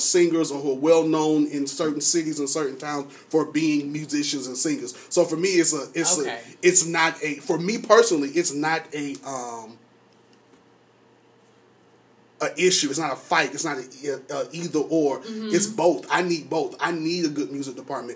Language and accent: English; Atlanta, Georgia, United States; I grew up in Atlanta